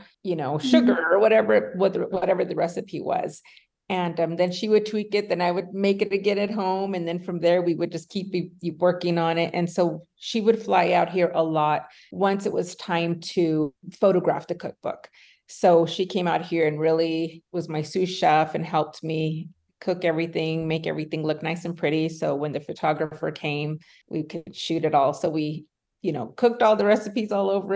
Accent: El Paso, Texas, United States; moved away as an adult; now in Highlands Ranch, United States; I am originally from El Paso, Texas, born and raised. I now live in Highlands Ranch, Colorado

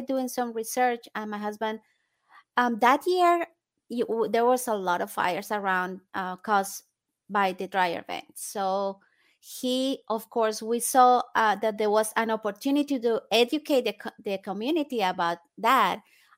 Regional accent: Colombia; now in United States; I am originally from Colombia in South America. And I was born and raised there. And then I came to the States.

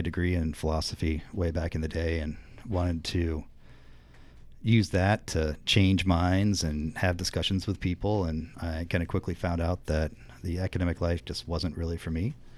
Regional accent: northern central Indiana, United States; moved away as an adult; now in Chicago, United States; I've been living in Chicago since ninety-nine, but I grew up in Indiana

